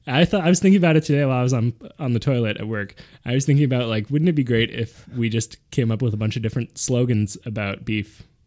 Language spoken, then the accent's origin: English; Montreal, Quebec, Canada; They opened up in beautiful my hometown of Notre Dame de Grasse.